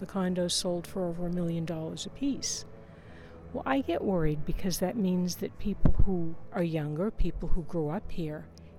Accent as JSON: {"language": "English", "town": "Cambridge", "region": "Massachusetts", "country": "United States", "tie": "born or raised there", "said": "When I grew up in East Cambridge, families tend to concentrate in areas where families who came from the same areas they had emigrated from. It was a very interesting place to grow up in."}